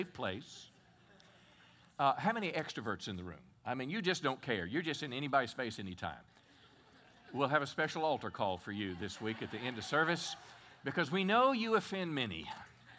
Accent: Texas, United States; as a Texan

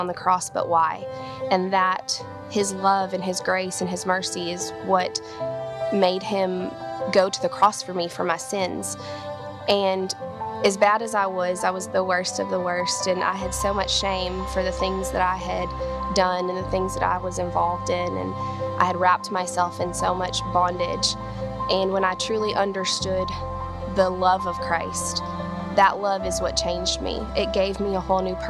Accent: Southern California, United States; moved away as an adult; now in Texas, United States; I decided to pack up and move to Texas. I'm from Southern California

